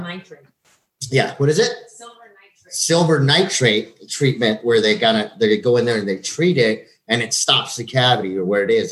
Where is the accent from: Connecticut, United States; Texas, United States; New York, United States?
Texas, United States; El Paso; growing up in El Paso